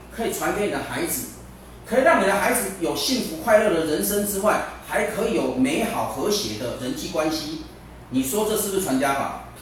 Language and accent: Chinese; Taiwan; 我们中国人，我们台湾人